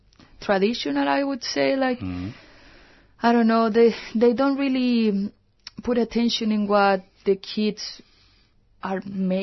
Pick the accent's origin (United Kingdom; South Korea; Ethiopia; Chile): Chile; moved away; I was born in Chile.